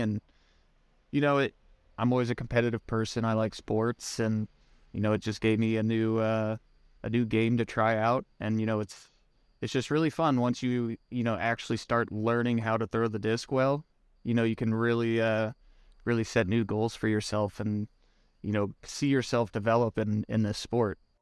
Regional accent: Springfield, Missouri, United States; also born or lived in Ozark, Missouri; I was born in Springfield, Missouri, which is kinda southwest part of the state. I live in Ozark, Missouri currently, which is just south of Springfield

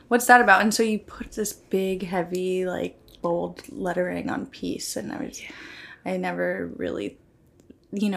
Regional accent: Clearwater, Florida, United States; also born or lived in New Port Richey, Florida; I was born specifically in Clearwater Beach, Florida

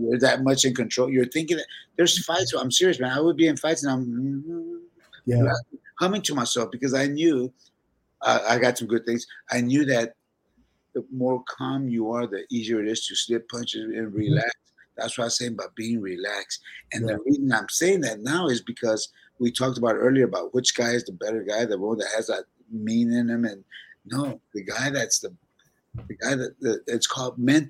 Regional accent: San Antonio, Texas, United States; We're just from San Antonio

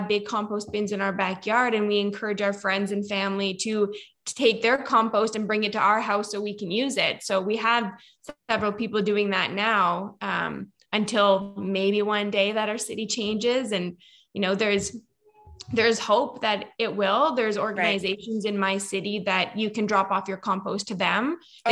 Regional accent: Nova Scotia, Canada; accent: Canadian; now in Kelowna, Canada; So I grew up in Nova Scotia

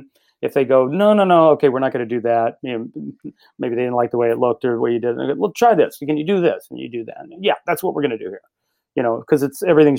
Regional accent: Louisville, Kentucky, United States; moved away; my hometown of Louisville

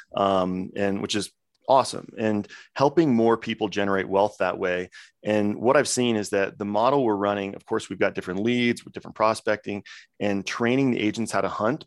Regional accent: Coeur d'Alene, Idaho, United States; moved away; my home city, Coeur d'Alene, Idaho

